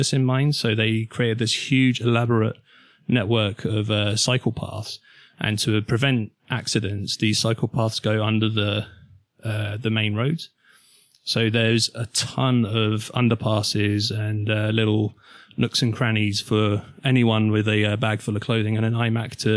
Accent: Milton Keynes, South East England, United Kingdom; my hometown, Milton Keynes

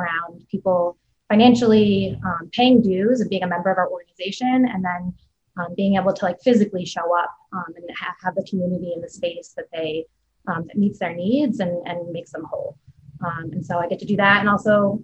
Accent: Vermont, United States; moved away as an adult; also born or lived in Syracuse; now in Buffalo, United States; I'm originally from Vermont, went to undergrad in Syracuse and kind of migrated west from there to Buffalo

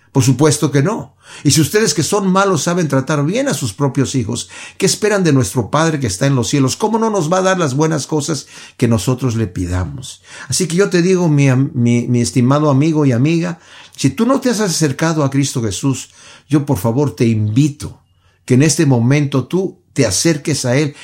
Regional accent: Mexico; yo soy de México y en México veía a las personas golpeándose

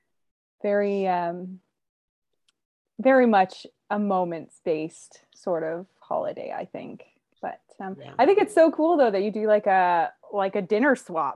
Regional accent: Canada; I was born in Canada

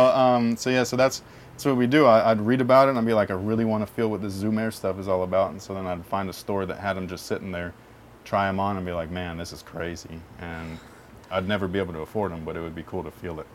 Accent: San Jose, California, United States; also born or lived in North Bay; back to my hometown area, which is like Sunnyvale, San Jose area.

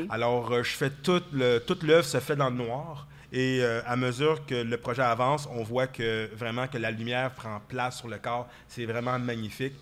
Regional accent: Quebec, Canada; nous, au Québec

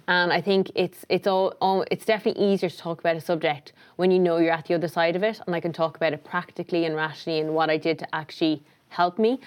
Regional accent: Tipperary, Munster, Ireland; moved away as an adult; also born or lived in New York; I grew up in Tipperary

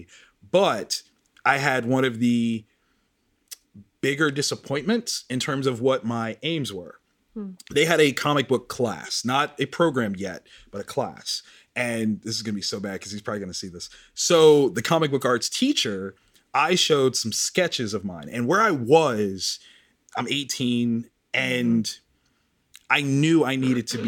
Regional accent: Columbus, Ohio, United States; I'm from the South Side. Mm-hmm. So where I was supposed to go was Marion Franklin.

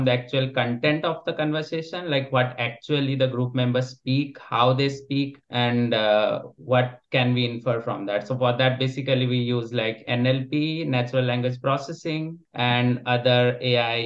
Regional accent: India; moved away as an adult; also born or lived in Netherlands; now in Germany; I'm basically from India, and I spent my undergrad in India, and then I came to the Netherlands to do my master's

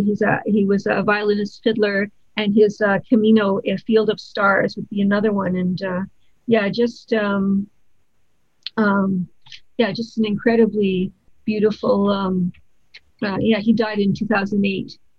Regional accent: Canada; as a Canadian

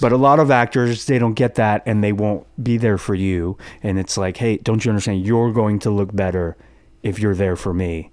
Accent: Los Angeles, California, United States; I grew up in the Valley

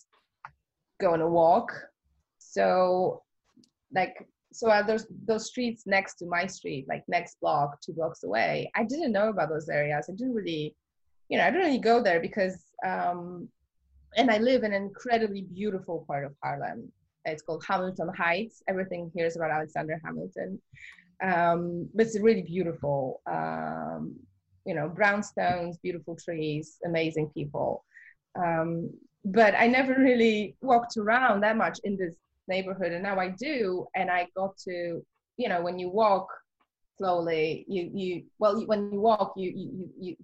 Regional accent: Warsaw, Masovian Voivodeship, Poland; moved away; I really wanted to make it in my hometown

